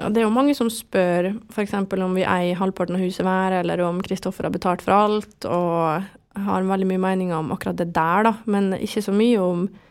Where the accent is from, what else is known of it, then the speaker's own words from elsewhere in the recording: Vestnes, Møre og Romsdal, Norway; also born or lived in France / Germany / Oslo; jeg vokste opp på Vestnes med familie og alt det her